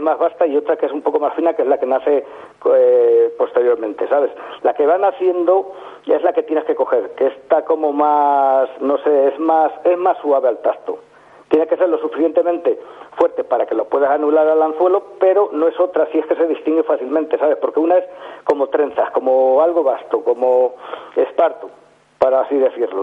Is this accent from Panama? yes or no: no; hometown on the Guadiela river, Castilla-La Mancha, Spain; empecé a pescar en el río de mi pueblo, un río que se llama Guadiela